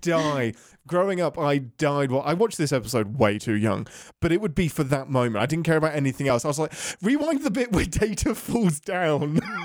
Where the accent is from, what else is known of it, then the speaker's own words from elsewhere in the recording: England, United Kingdom; being English.